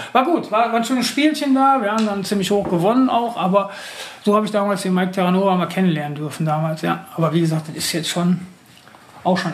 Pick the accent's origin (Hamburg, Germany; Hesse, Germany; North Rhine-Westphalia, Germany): North Rhine-Westphalia, Germany; Oberhausen; ich komme aus Oberhausen